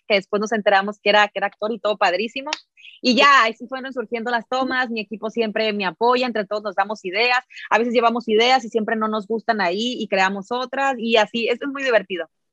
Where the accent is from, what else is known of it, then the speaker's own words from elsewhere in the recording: Mexico; como buena mexicana